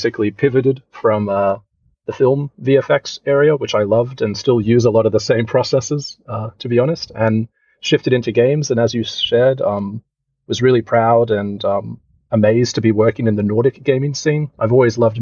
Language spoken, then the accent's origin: English; Sydney, New South Wales, Australia; moved away as an adult; now in Helsinki, Finland; I'm actually from Sydney, Australia originally. So, yeah, grew up in Australia